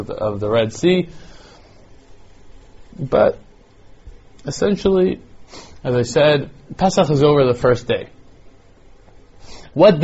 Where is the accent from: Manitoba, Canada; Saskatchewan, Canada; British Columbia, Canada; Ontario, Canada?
Ontario, Canada; Toronto; now in Israel; when I was growing up in Toronto